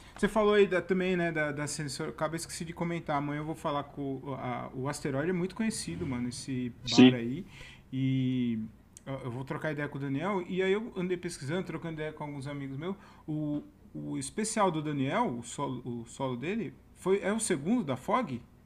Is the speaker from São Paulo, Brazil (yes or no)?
yes; Várzea Paulista, São Paulo, Brazil; Eu sou de Várzea Paulista